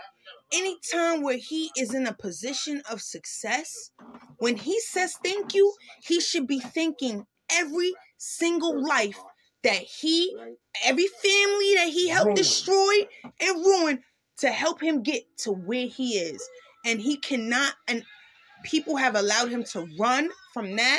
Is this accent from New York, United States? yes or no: yes; New York City, New York, United States; I grew up in Harlem.